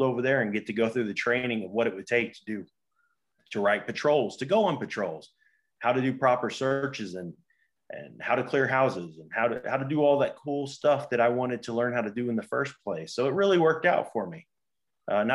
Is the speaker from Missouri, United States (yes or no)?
yes; Donovan, Missouri, United States; I grew up in Donovan, Missouri. It's a country town